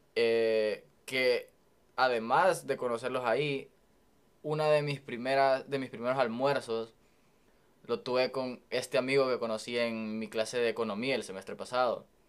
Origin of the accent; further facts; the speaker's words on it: El Salvador; moved away as an adult; now in United States; yo soy de El Salvador y pues crecí toda mi vida allá.